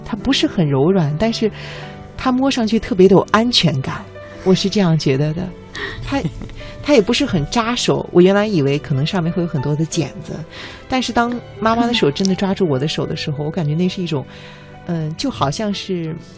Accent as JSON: {"language": "Chinese", "town": "Xuzhou", "region": "Jiangsu", "country": "China", "tie": "born or raised there", "moved": "as an adult", "lives_now": "Beijing, China", "said": "我的家乡江苏徐州呢，也是深深地欢迎你"}